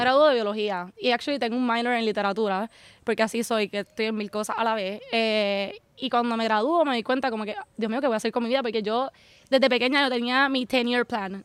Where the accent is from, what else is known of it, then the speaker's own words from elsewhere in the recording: Puerto Rico; moved away as an adult; now in Sweden; yo nací y crecí toda mi vida en Puerto Rico